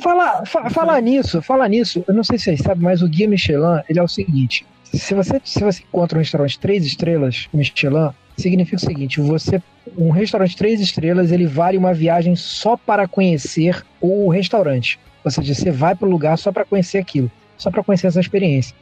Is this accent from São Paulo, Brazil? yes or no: no; Rio de Janeiro, Brazil; eu sou carioca